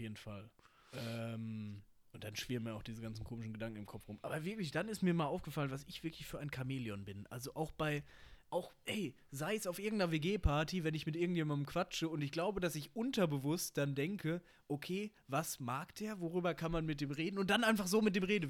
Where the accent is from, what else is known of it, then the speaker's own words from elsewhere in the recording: Bochum, North Rhine-Westphalia, Germany; ich komme ja aus Bochum